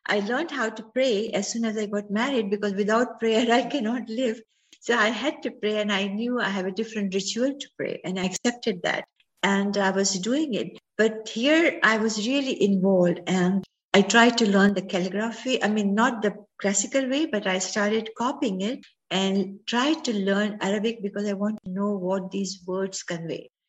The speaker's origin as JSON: {"language": "English", "town": "Ajmer", "region": "Rajasthan", "country": "India", "tie": "born or raised there", "moved": "as an adult", "lives_now": "United States", "said": "As I was growing up in Ajmer, Ajmer is a city in Rajasthan"}